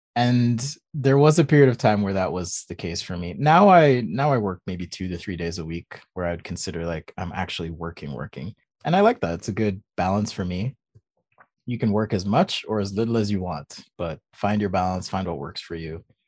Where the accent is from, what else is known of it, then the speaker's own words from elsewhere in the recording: Jamaica; also born or lived in California; now in Utah, United States; I'm actually from Jamaica. That's where I was born